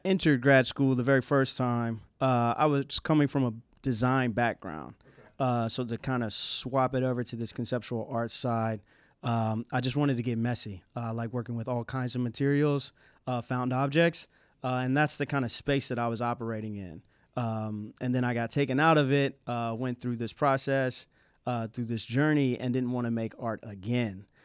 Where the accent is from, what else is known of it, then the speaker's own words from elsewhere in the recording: Asheville, North Carolina, United States; moved away; Asheville's my hometown, so I have a lot of roots